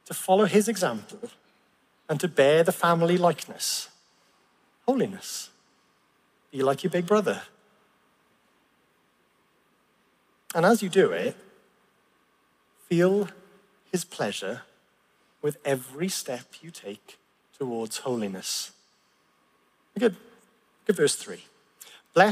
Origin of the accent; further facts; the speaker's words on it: Llanelli, Wales, United Kingdom; I grew up in Llanelli